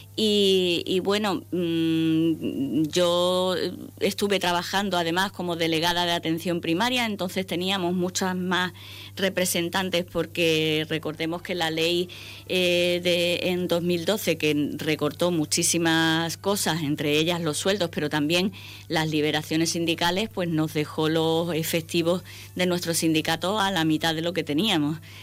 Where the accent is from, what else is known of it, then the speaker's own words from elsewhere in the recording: Ceuta, Spain; aterrizamos cuando yo tan solo tenía nueve añitos. Eh, empecé estudiando en el Colegio de, la Junta Obras del Puerto, que ahora ya no tiene ese nombre, pero entonces era el nombre que se le daba. Y, bueno, mm, he pasado toda mi vida en Ceuta